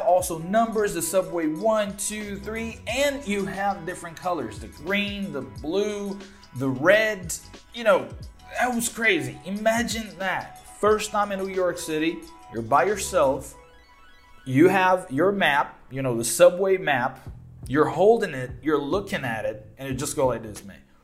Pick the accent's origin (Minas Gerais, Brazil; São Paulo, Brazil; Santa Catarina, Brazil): Minas Gerais, Brazil; Belo Horizonte; English is a second language; I'm from Belo Horizonte, right? We have only one subway line.